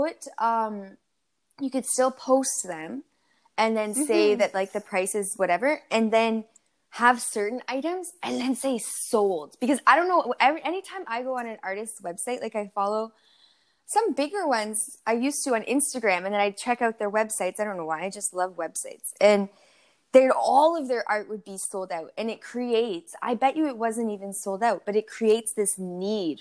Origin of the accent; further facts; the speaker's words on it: Canada; growing up in Canada